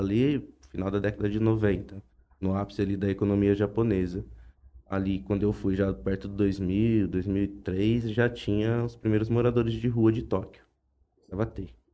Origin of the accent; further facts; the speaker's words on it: Jales, São Paulo, Brazil; also born or lived in Japan; eu sempre nasci, cresci em Jales